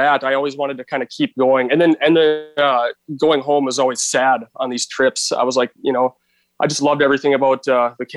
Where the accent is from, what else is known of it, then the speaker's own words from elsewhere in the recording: Brainerd, Minnesota, United States; also born or lived in Duluth, Minnesota; we moved to a town, Brainerd, Minnesota. So that's kind of where I grew up